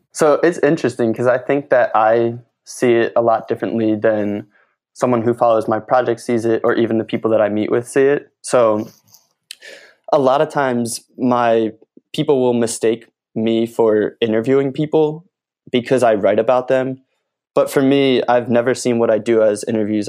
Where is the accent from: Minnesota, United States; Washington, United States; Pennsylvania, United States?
Pennsylvania, United States; Philadelphia; moved away as an adult; now in Los Angeles, United States; I'm originally from Philly